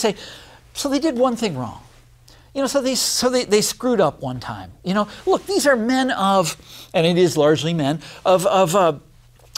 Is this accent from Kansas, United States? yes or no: yes; Kansas, United States; I come from Kansas, grew up there.